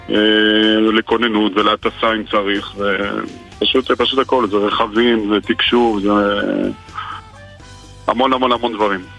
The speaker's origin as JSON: {"language": "Hebrew", "country": "France", "second_language": "Hebrew", "moved": "yes", "lives_now": "Israel", "said": "אני גם הייתי חייל בודד, אני באתי מצרפת"}